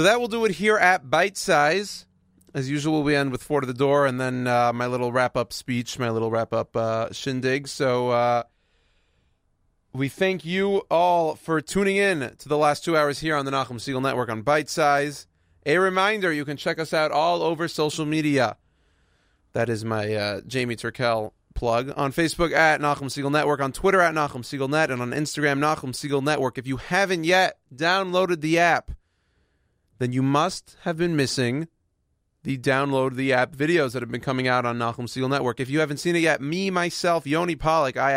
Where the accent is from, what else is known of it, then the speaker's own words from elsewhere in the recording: Houston, Texas, United States; I'm from Houston